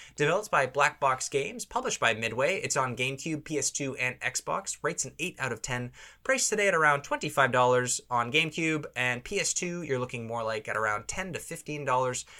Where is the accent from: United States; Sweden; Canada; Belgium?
Canada; Toronto, Ontario; we're from Toronto